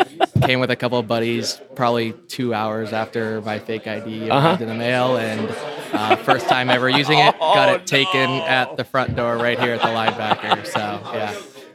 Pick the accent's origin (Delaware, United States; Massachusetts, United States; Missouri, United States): Massachusetts, United States; outside Boston; moved away as an adult; now in South Bend, United States; I'm from outside Boston